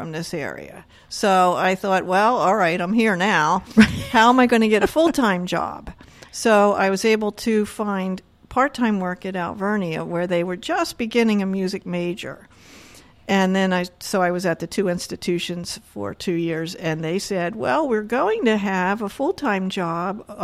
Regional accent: Camden County, New Jersey, United States; now in Berks County, Pennsylvania, United States; I grew up in New Jersey, okay. In Camden County.

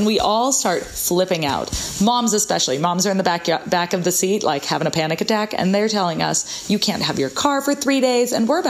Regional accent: United States; Yeah, and we were like, oh, haha, yeah, of course, we're from the States.

